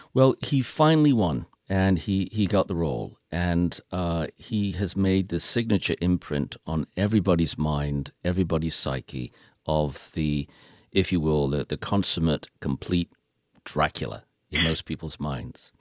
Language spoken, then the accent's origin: English; United Kingdom; I am British